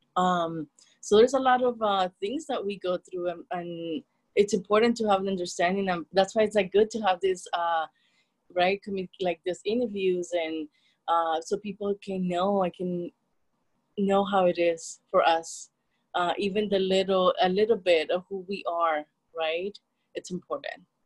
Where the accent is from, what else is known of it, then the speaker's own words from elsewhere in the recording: El Salvador; English is a second language; moved away; I was born and raised in El Salvador.